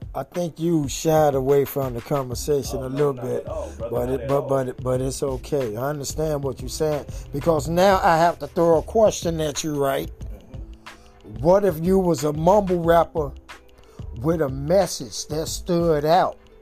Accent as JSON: {"language": "English", "town": "Chicago", "region": "Illinois", "country": "United States", "tie": "born or raised there", "said": "born and raised in Chicago"}